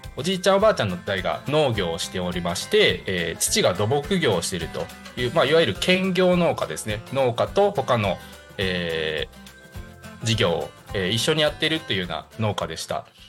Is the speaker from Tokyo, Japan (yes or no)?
no; Higashikagawa, Kagawa, Japan; 地元香川県東かがわ市を深く愛する男